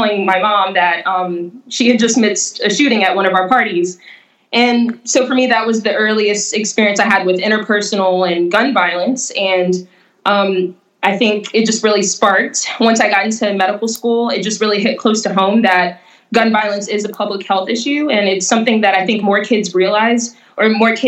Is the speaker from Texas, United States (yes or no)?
no; Jackson, Mississippi, United States; growing up in the South, in the Southern United States, and in Jackson